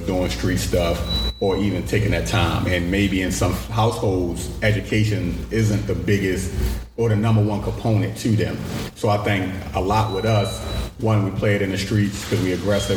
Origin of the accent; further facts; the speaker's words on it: Baltimore, Maryland, United States; Growing up in Baltimore City, I grew up West Baltimore, grew up in Emerson Village.